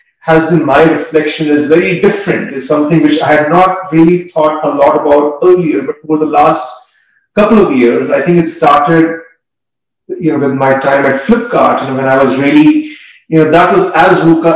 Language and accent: English; India; growing up in India